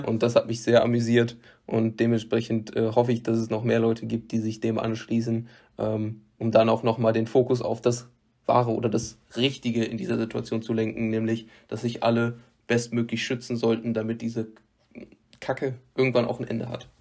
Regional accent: west of North Rhine-Westphalia, Germany; in meiner Heimatstadt

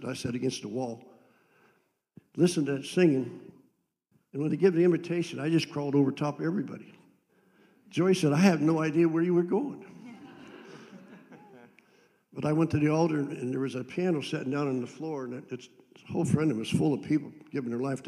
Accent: Andover, Ohio, United States; I was raised in Andover, Ohio.

